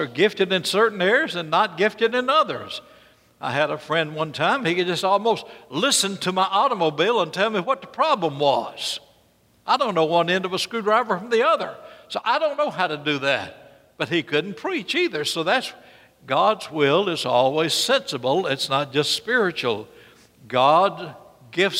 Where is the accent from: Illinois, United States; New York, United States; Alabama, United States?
Alabama, United States; Birmingham; I will never speak like I came from North Carolina. I came from Birmingham, Alabama.